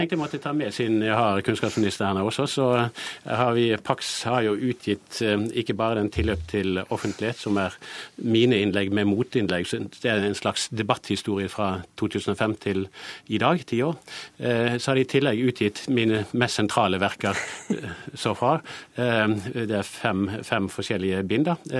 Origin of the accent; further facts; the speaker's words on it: Bergen, Vestland, Norway; now in Oslo, Norway; Jeg syns jo det er fint å komme fra Bergen, og det er fint å dra derfra